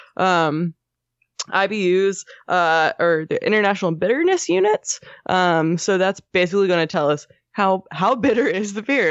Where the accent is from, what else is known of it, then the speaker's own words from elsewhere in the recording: Southern New Jersey, United States; when I was growing up in Southern New Jersey